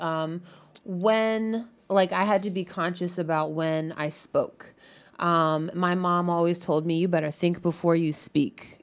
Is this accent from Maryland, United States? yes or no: yes; Maryland, United States; now in Washington, D.C., United States; I grew up in Maryland